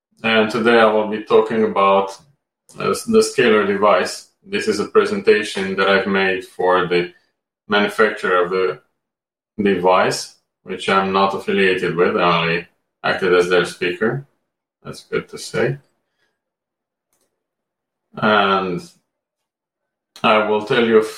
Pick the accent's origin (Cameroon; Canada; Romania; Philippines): Romania; moved away as an adult; also born or lived in Amsterdam, Netherlands; now in United Kingdom; I was born and raised in Romania, where I graduated from medical school